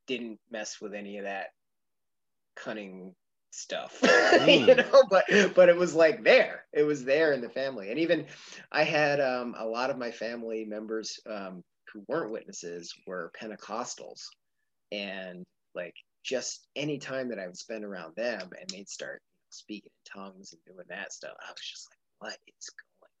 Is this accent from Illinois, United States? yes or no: no; outside Philadelphia, Pennsylvania, United States; we grew up outside of Philadelphia